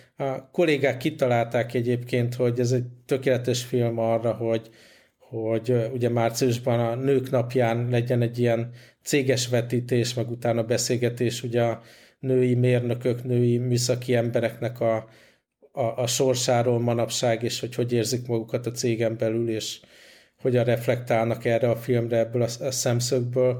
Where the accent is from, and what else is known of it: Hungary; moved away